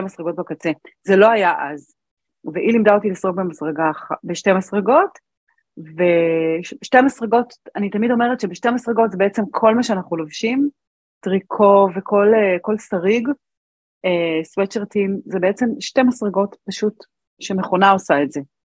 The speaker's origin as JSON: {"language": "Hebrew", "town": "Arad", "region": "Southern District", "country": "Israel", "tie": "born or raised there", "said": "גדלתי בערד, ואני הייתי בת שמונה"}